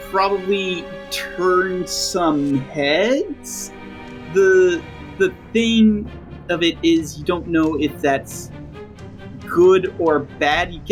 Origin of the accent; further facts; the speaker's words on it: New Jersey, United States; I'm from Jersey. I'm from the eastern side of hell.